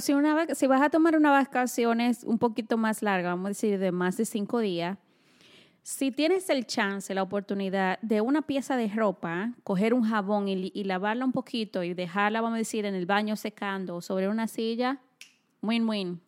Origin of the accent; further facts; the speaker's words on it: Dominican Republic; moved away; nosotros que somos de República Dominicana